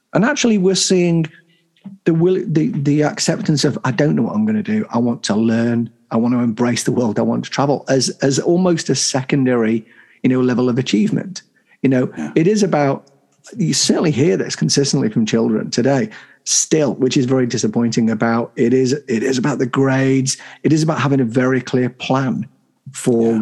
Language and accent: English; the North of England, United Kingdom; I'm a I'm a Northern. I'm proud of where I came from